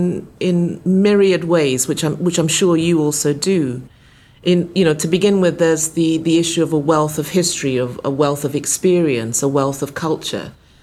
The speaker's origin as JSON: {"language": "English", "country": "Ghana", "tie": "born or raised there", "said": "one of the byproducts of growing up in Ghana, in West Africa, you know, during the 60s and 70s, as I did as a child"}